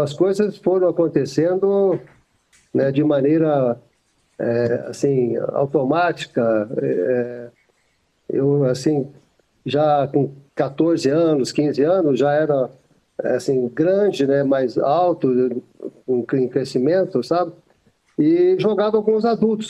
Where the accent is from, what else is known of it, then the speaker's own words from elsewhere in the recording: Monte Sião, Minas Gerais, Brazil; Eu sou do interior de Minas Gerais, da cidade de Monte Sião, divisa de estado aqui com São Paulo